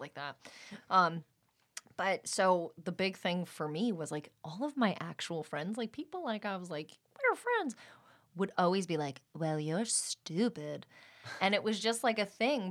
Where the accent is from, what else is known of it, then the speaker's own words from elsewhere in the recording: Allentown, Pennsylvania, United States; moved away as an adult; also born or lived in New York; now in Los Angeles, United States; born in New York and raised in Allentown, Pennsylvania.